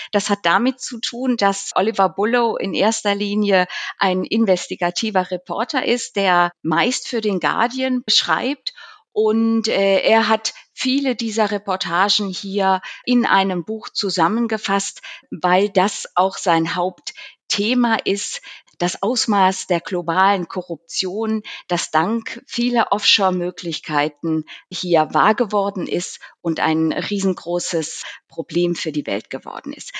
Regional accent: Zurich, Switzerland; selbstverständlich auch mein Heimat, unser heimatliches äh, Zürich

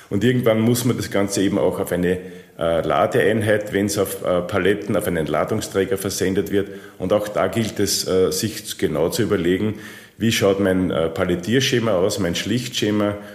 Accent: Austria; Das ähm, ist man natürlich als Österreicher stolz, wenn man nach Niki Lauda, Falco und Arnold Schwarzenegger

